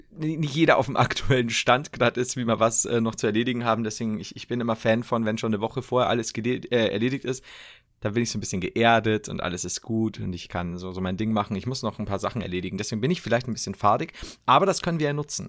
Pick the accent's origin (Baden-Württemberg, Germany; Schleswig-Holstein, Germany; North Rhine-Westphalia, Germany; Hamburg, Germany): North Rhine-Westphalia, Germany; Cologne; … nennt man mich in meiner Heimat. Köln